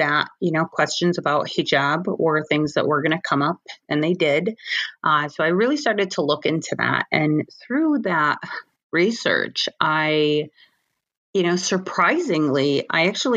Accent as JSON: {"language": "English", "region": "Michigan", "country": "United States", "tie": "born or raised there", "said": "I was born and raised in Michigan and, you know, American born"}